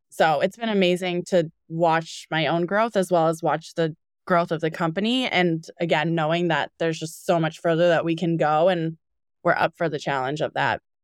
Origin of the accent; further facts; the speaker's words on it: Needham, Massachusetts, United States; also born or lived in California; now in Boston, United States; We're from Needham, Massachusetts